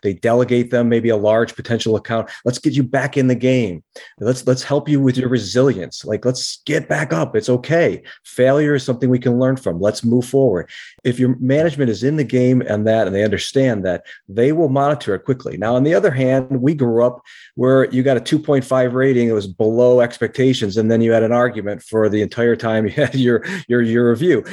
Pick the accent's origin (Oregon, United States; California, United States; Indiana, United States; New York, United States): New York, United States; Rochester; we grew up in the Rochester, New York area, upstate New York